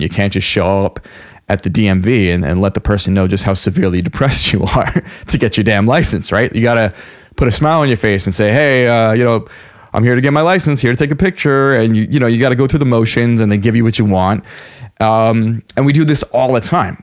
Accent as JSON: {"language": "English", "area": "Long Island", "region": "New York", "country": "United States", "tie": "born or raised there", "said": "I grew up on Long Island, New York"}